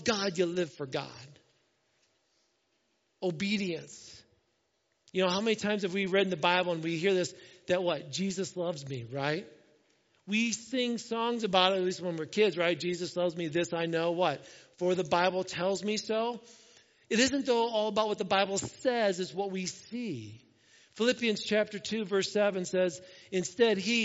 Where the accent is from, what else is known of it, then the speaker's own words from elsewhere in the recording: Indiana, United States; now in Ohio, United States; I grew up in Indiana, which means I grew up watching IU basketball